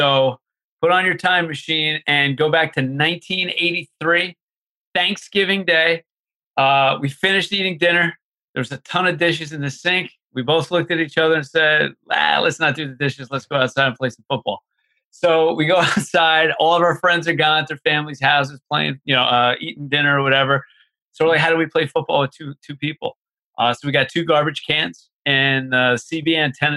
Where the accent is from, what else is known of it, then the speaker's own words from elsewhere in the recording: Manalapan, New Jersey, United States; also born or lived in South Brunswick, New Jersey; we grew up in Manalapan, New Jersey, and that's like in the central part of the state